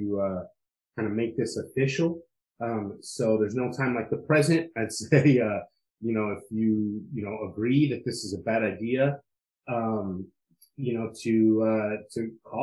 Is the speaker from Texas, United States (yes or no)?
no; San Diego, California, United States; now in Washington, D.C., United States; my hometown of San Diego